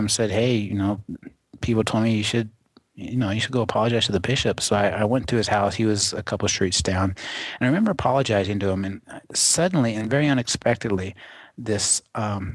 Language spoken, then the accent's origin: English; San Jose, California, United States; moved away as an adult; also born or lived in Manteca, California / Portland, Oregon; now in Medford, United States; I grew up in San Jose, the East San Jose, until I was age 13.